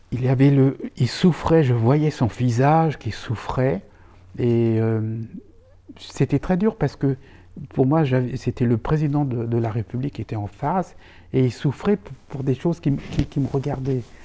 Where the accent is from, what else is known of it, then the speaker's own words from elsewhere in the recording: Neuilly-sur-Seine, Île-de-France, France; also born or lived in Toulouse; je suis né à Neuilly